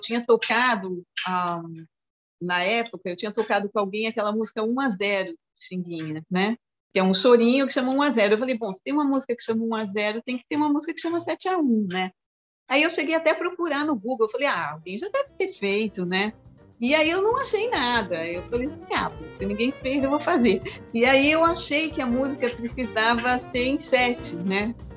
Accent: São Paulo, Brazil; also born or lived in Juiz de Fora, Minas Gerais; eu nasci em Juiz de Fora, Minas Gerais, vim para São Paulo com três anos

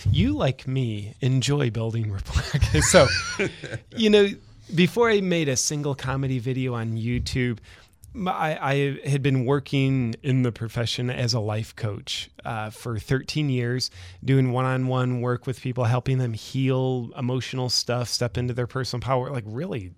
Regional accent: Ohio, United States; moved away as an adult; now in Austin, United States; I'm originally from Ohio

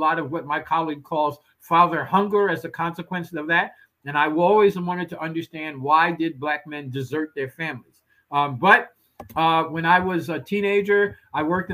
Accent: New York City, New York, United States; I grew up in the Patterson Housing Projects in the 1950s

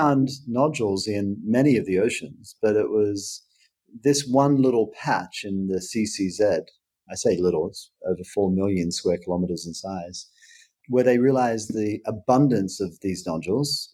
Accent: Queensland, Australia; moved away; as a Queenslander, you know, I've grown to like it a lot more since I've lived away from Australia than I did when I lived there

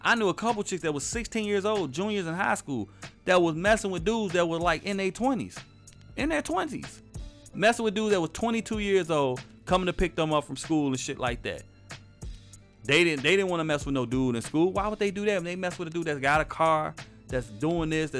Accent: Chicago, Illinois, United States; I'm from Chicago.

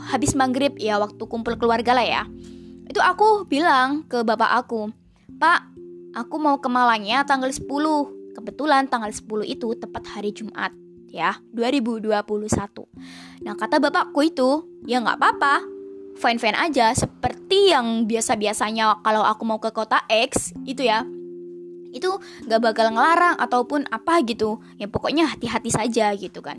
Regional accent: Java, Indonesia; campuran ya bahasa Jawa bahasa Indonesia karena emang aku asli Jawa gitu

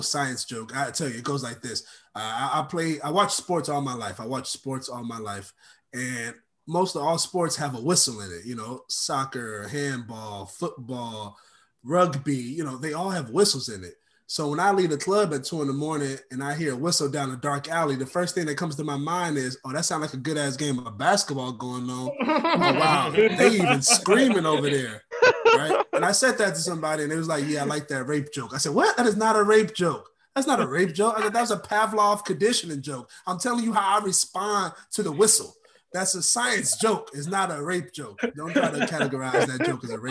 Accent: Oakland, California, United States; I grew up in Oakland, California

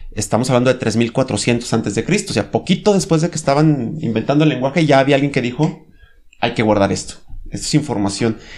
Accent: Mexico; Aquí, por ejemplo, en México

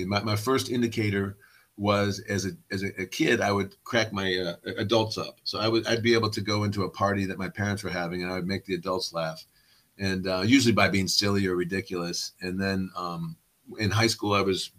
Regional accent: Cleveland, Ohio, United States; also born or lived in Lafayette, Indiana / Virginia; I grew up basically in a suburb on the east side of Cleveland

